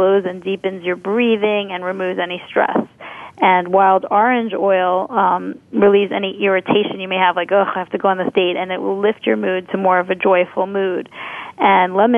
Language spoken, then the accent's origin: English; New York City, New York, United States; being a New Yorker